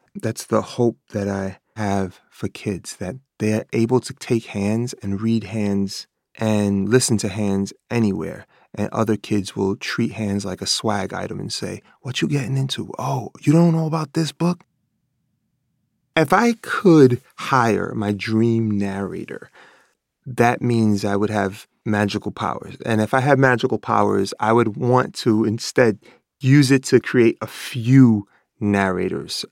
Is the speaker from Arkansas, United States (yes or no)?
no; New York City, New York, United States; I grew up in Bread Hook Projects, Life Magazine called it the crack capital of the United States of America